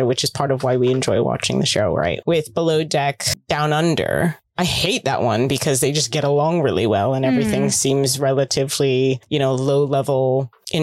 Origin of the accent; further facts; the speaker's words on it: United States; my family is from the Philippines, they immigrated to the States. I'm American, but growing up in that community